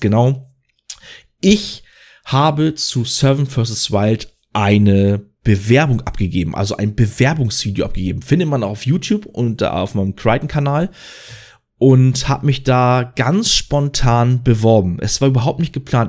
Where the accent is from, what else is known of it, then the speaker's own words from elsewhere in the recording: Schleswig-Holstein, Germany; Ich komme aus Schleswig-Holstein